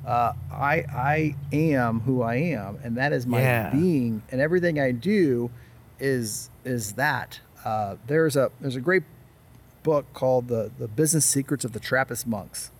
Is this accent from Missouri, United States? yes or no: yes; Cape Girardeau, Missouri, United States; Cape Girardeau, Missouri